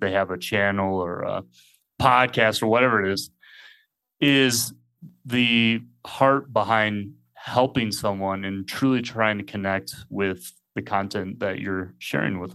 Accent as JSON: {"language": "English", "country": "United States", "also_born_or_lived": "England", "moved": "as an adult", "lives_now": "Mexico", "said": "I'm originally from the States, but I haven't lived as an adult really in the States for most of my life"}